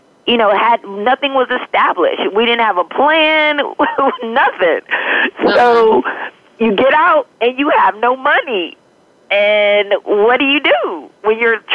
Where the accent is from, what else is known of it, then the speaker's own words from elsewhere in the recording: Detroit, Michigan, United States; I was born and raised in Detroit, Michigan